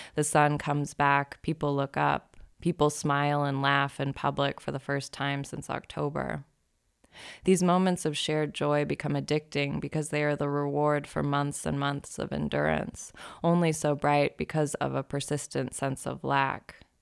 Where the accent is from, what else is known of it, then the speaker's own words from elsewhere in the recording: Boise, Idaho, United States; moved away as an adult; also born or lived in Eugene, Oregon / Seattle; I moved to Seattle from Boise in July of two thousand ten, a couple months after I finished college